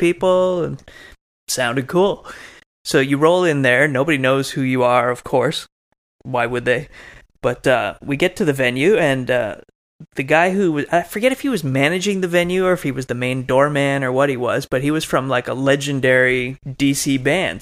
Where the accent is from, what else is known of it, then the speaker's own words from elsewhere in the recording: Canada; moved away; originally I'm from Canada